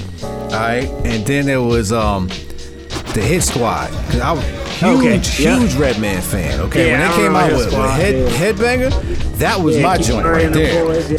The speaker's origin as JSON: {"language": "English", "town": "Brooklyn", "region": "New York", "country": "United States", "said": "You know, I'm from Brooklyn, but yeah"}